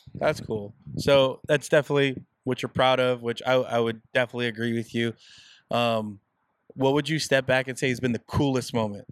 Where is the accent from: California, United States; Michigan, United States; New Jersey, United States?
California, United States; Southern; we're Mexican Americans, guys. We're we're born and raised in Southern California